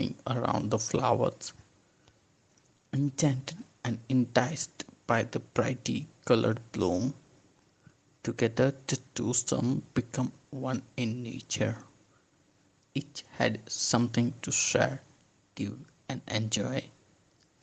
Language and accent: English; Ahmedabad, Gujarat, India; I'm from Ahmedabad, Gujarat